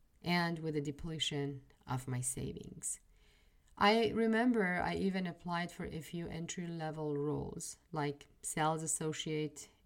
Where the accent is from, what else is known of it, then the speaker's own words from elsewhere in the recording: Iran; moved away as an adult; now in United States; I am originally from Iran. I was born and raised in Iran. I was in my early 30s when I landed in the US.